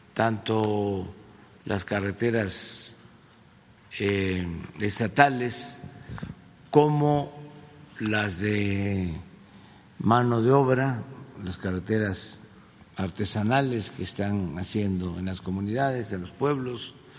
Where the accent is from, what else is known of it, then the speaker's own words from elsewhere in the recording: near Aquiles Serdán, Tabasco, Mexico; cerca de mi pueblo.